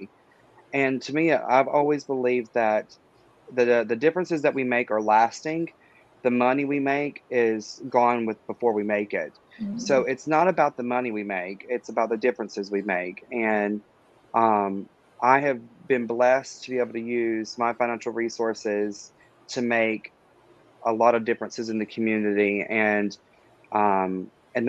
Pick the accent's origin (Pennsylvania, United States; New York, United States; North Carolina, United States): North Carolina, United States; Dallas; moved away as an adult; now in Fayetteville, United States; I myself am a resident of Fayetteville. I'm originally from Dallas, North Carolina, which most people don't even know exists.